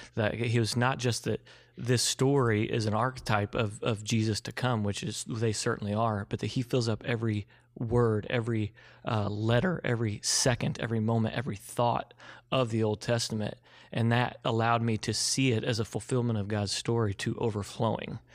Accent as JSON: {"language": "English", "town": "Evansville", "region": "Indiana", "country": "United States", "tie": "born or raised there", "moved": "as an adult", "said": "I was from Evansville, graduated from Wright's, you know, West Sider, Wright's football, the whole thing"}